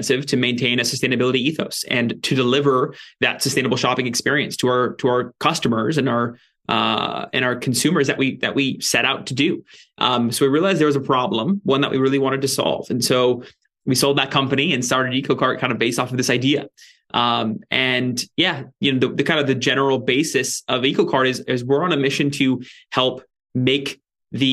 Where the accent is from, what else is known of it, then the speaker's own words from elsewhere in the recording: Ventura, California, United States; also born or lived in San Francisco area; now in San Francisco, United States; I'm in Ventura, California, which is actually where I grew up